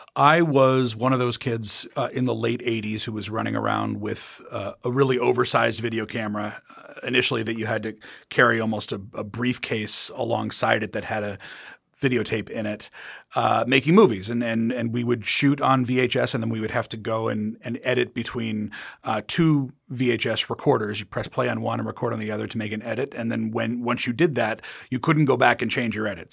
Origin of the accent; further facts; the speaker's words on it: United States; moved away as an adult; now in England, United Kingdom; I'm American